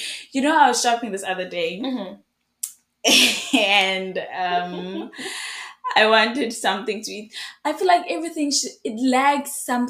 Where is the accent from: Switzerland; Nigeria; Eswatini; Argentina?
Eswatini; moved away as an adult; now in Ireland; I am from Swaziland. Mm-hmm. I am currently pursuing my studies in Ireland.